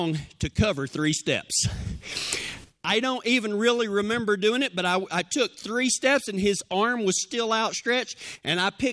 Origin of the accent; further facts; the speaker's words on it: Big Lake, Texas, United States; We left my hometown of Big Lake